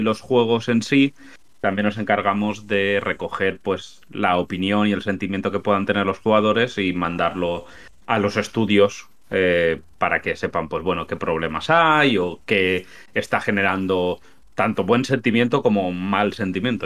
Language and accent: Spanish; Spain; accent: Spanish; yo soy español. a mí el acento de españolazo no me lo quitas.